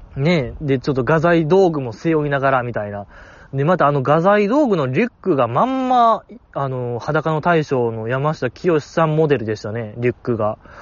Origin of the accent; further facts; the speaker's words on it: Kansai, Japan; 関西人として